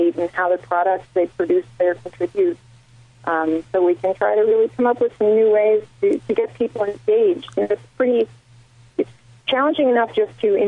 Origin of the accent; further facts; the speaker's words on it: Washington, United States; moved away; I'm originally from Washington State, so Seattle has a sweet spot in my heart here